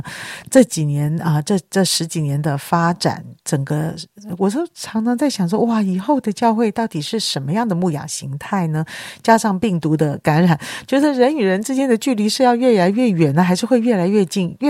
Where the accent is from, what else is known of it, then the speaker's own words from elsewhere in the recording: China; 人怎么能不劳而获呢？人怎么能不一分耕耘一分收获啊？这就是我们中国人的。